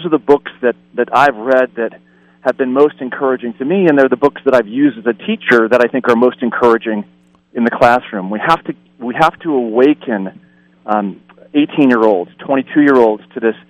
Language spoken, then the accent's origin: English; Lake Winnipesaukee, New Hampshire, United States; moved away as an adult; also born or lived in New York City; now in Pasadena, United States; I grew up on Lake Winnipesaukee in New Hampshire